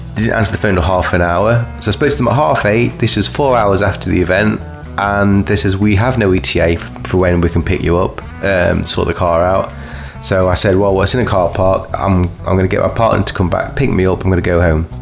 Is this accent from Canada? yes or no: no; Kirkby, United Kingdom; I'm from Kirkby